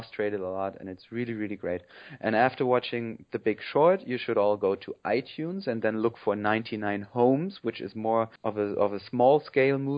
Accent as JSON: {"language": "English", "region": "northern Hesse", "country": "Germany", "said": "I'm from Hessia too, but not from the cool part. I'm from northern Hessia, where there's nothing"}